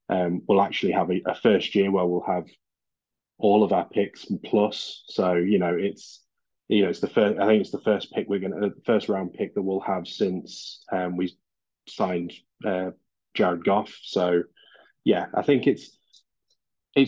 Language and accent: English; Derby, East Midlands, United Kingdom; I'm from Derby in England